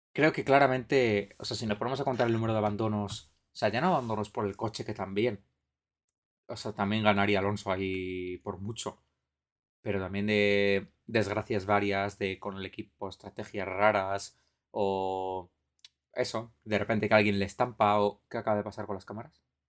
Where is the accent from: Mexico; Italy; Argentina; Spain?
Spain; nosotros que somos españoles